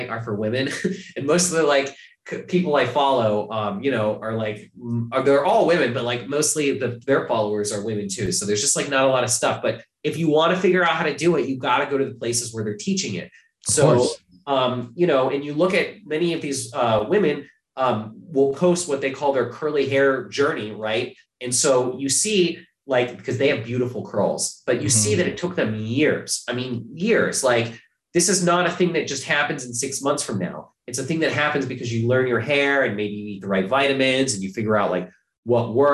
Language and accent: English; Ohio, United States; now in New York, United States; I'm from Ohio